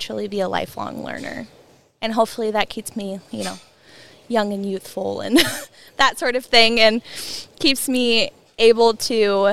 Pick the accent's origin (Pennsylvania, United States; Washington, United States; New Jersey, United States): Washington, United States; hometown 2 hours south of Whatcom County; moved away as an adult; also born or lived in Pullman, Washington; now in Whatcom County, United States; I moved from my hometown 2 hours north to Whatcom County